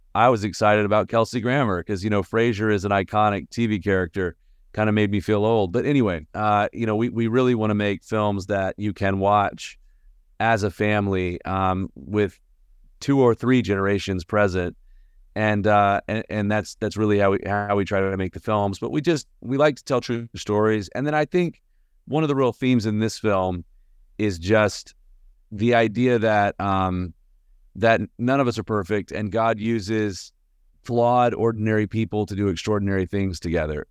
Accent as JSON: {"language": "English", "town": "Birmingham", "region": "Alabama", "country": "United States", "tie": "born or raised there", "moved": "yes", "lives_now": "Nashville, United States", "said": "I live in Nashville, Tennessee. Um, I was born and raised in Birmingham, Alabama"}